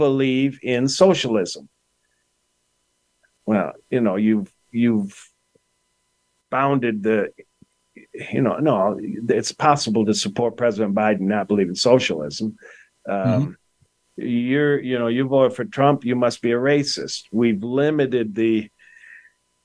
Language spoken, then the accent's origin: English; Detroit, Michigan, United States; also born or lived in Grosse Pointe, Michigan; I grew up in Detroit in the 1960s, and we had race riots